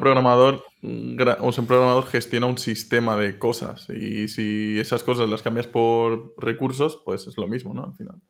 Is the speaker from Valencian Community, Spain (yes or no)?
yes; Castellón de la Plana, Valencian Community, Spain; moved away; yo soy originalmente de Castellón